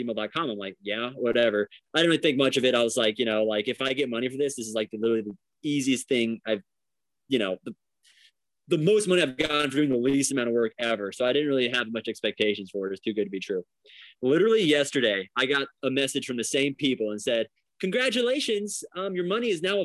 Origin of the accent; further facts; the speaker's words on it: Florida, United States; I come from Florida, so I know the hot weather